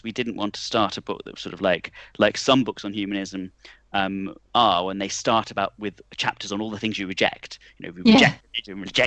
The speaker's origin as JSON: {"language": "English", "town": "Nuneaton", "region": "West Midlands", "country": "United Kingdom", "tie": "born or raised there", "said": "I was born in the George Eliot Hospital, that's why. We share a hometown."}